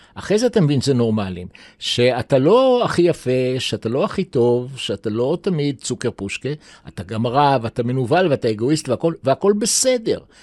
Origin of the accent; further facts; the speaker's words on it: Jerusalem, Jerusalem District, Israel; also born or lived in New York; נולדתי בירושלים, 47, בית חולים שערי צדק